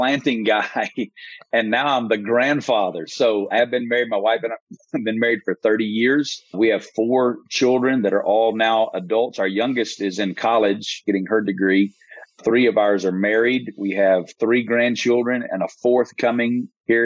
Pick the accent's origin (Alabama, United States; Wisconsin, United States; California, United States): Alabama, United States; Muscle Shoals; I grew up in Muscle Shoals, Alabama, town of 12,000